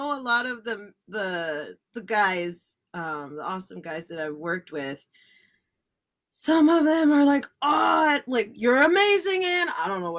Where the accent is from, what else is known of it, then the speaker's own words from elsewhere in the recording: New Jersey, United States; we're from New Jersey